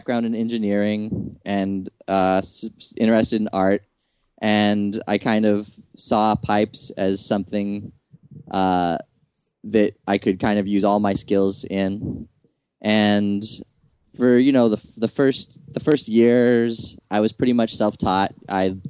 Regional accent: Tucson, Arizona, United States; moved away as an adult; now in Nashville, United States; I was raised in Tucson, Arizona, and I lived there until just recently

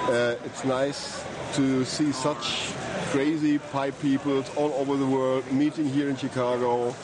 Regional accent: Germany; I come from Germany.

